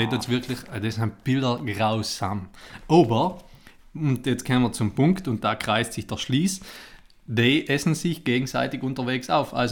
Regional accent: Italy; ich bin Italiener

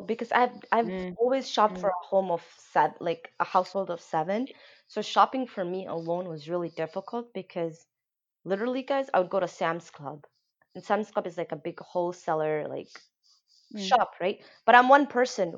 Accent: Kenya; moved away; what we grew up in Kenya

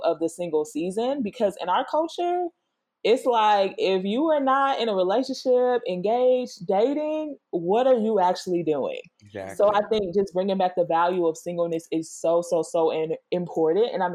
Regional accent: Georgia, United States; I'm from Georgia

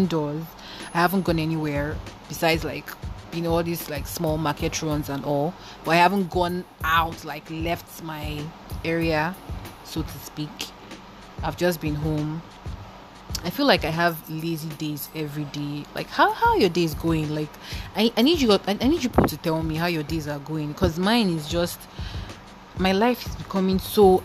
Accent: Lagos, Nigeria; also born or lived in eastern Nigeria; I grew up in Lagos

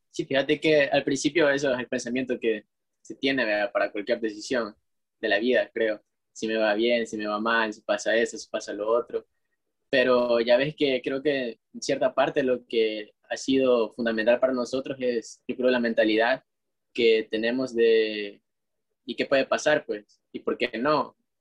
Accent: El Salvador

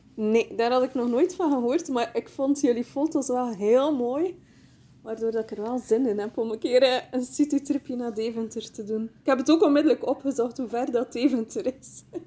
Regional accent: Bruges, Flanders, Belgium; Ik kom uit Brugge, België

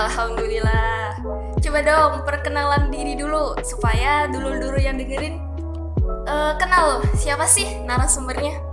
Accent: Semarang, Central Java, Indonesia; moved away; aku tuh asalnya dari Semarang Jawa Tengah jadi banyak yang manggil aku mbak bukan teteh

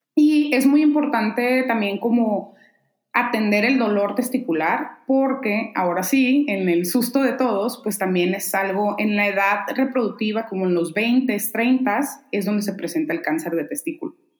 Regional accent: Mexicali, Baja California, Mexico; moved away as an adult; now in Guadalajara, Mexico; me decidí por venirme a Guadalajara a estudiar, yo soy de Mexicali

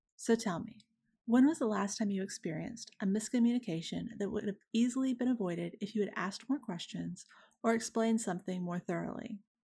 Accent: Deep South, United States; I am from the Deep South and was raised in large part by a woman who was raised here in the early nineteen hundreds

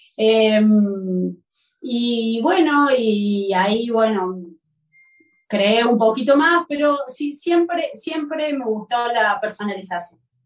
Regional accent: Córdoba, Argentina; moved away as an adult; now in Barcelona, Spain; soy de Córdoba

